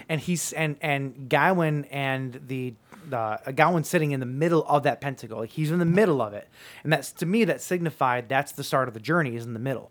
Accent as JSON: {"language": "English", "country": "United States", "said": "I'm American"}